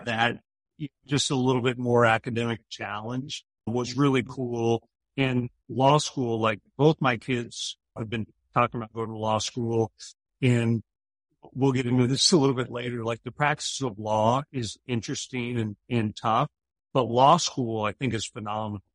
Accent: Poway, California, United States; I grew up in Poway, California, which is uh, in North County, San Diego

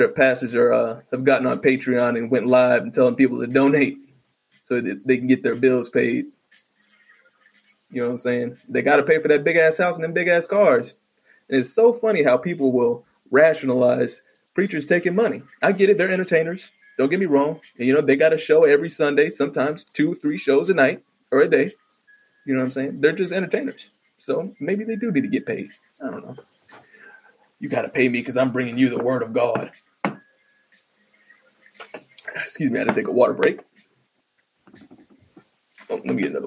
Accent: Midwest, United States; I'm from the Midwest, or the Midwaste of the Bible Belt

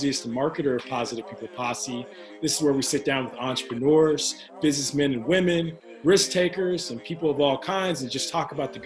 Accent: Kansas City, Missouri, United States; growing up in Kansas City myself

